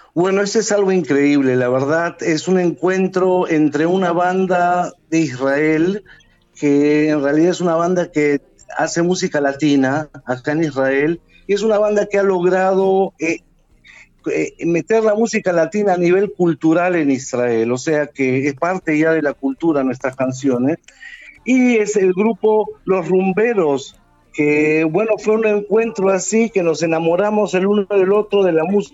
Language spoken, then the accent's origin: Spanish; Peru; yo soy sudamericano también, del Perú.